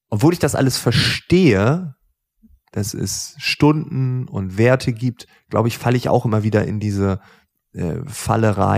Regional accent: Lower Saxony, Germany; da wo ich aufgewachsen bin, Ostfriesland, ähm, Freunde, Nachbarschaft. Es gibt auch in Ostfriesland gefühlt keine Reichen.

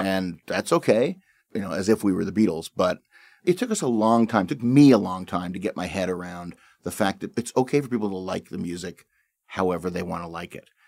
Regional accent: Canada; that's how I see myself as a Canadian

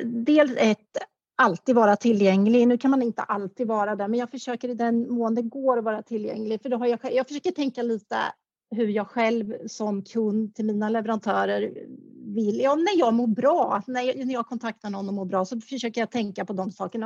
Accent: Karlskoga, Örebro County, Sweden; moved away; i Kaskoga där, där jag kommer ifrån

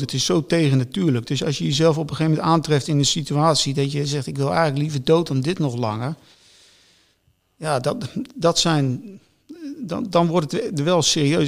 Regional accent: Netherlands; ik als Nederlander

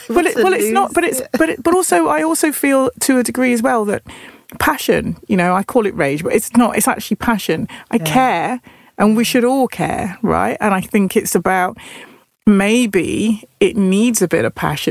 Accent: Nottingham, East Midlands, United Kingdom; I'm from Nottingham

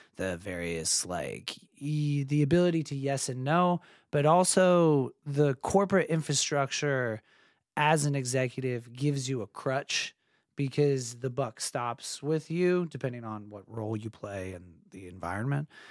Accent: San Diego, California, United States; moved away as an adult; also born or lived in Santa Barbara / Los Angeles; I grew up in San Diego

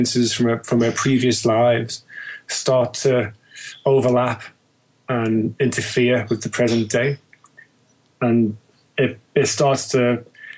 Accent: Liverpool, North West England, United Kingdom; moved away as an adult; now in London, United Kingdom; I'm Liverpudlian, born and bred, originally

